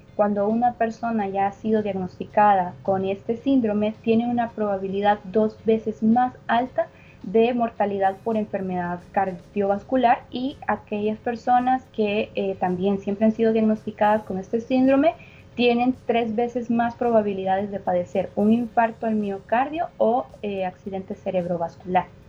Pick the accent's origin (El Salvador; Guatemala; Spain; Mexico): El Salvador; nosotros como salvadoreños